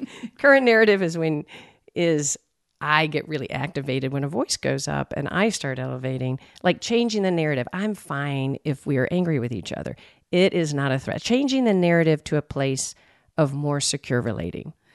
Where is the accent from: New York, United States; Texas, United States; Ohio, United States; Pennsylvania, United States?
Texas, United States; I'm from Texas